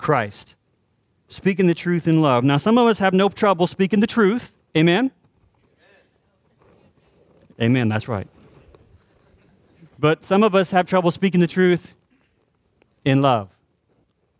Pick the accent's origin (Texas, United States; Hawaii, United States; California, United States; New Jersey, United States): Texas, United States; we're also Texans